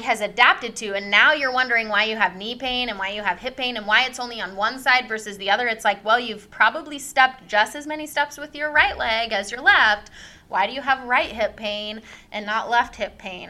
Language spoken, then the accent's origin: English; Davenport, Washington, United States; moved away as an adult; also born or lived in California; I grew up in Davenport, small town